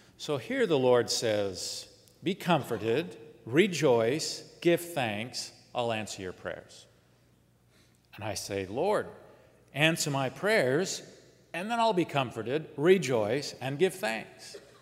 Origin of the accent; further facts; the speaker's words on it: Southern California, United States; in Southern California, where I grew up